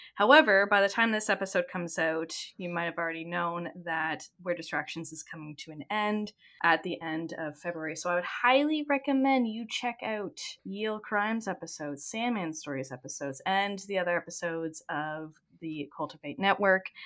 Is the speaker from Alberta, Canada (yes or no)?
no; Ontario, Canada; a Canadian that lives close to where Letterkenny is based off